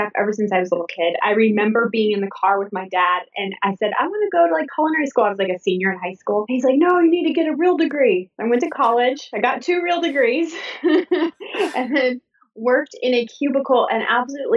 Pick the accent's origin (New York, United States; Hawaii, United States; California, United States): California, United States; Southern; moved away as an adult; also born or lived in Georgia; I'm from Southern California